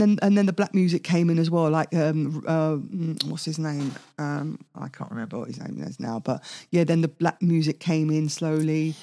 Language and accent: English; Italy; moved away; also born or lived in Maida Vale, London, United Kingdom; I was brought up in Italy, all white people